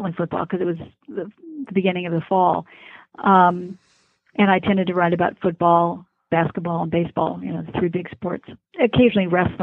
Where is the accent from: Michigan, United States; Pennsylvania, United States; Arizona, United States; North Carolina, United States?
Michigan, United States; Ann Arbor; I was born in Ann Arbor, Michigan, and I went to the University of Michigan